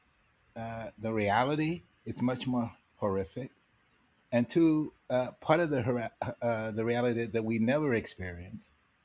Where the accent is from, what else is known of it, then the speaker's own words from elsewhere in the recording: Los Angeles, California, United States; growing up in Los Angeles